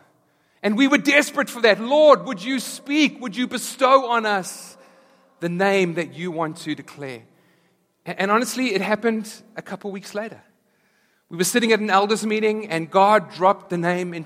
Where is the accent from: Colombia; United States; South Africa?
South Africa; moved away; back in South Africa, we were there through apartheid, and then as apartheid was abolished